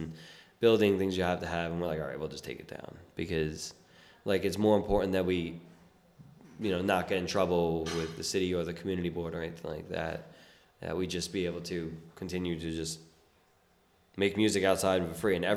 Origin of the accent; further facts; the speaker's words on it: New York City, New York, United States; I was born and raised in South Brooklyn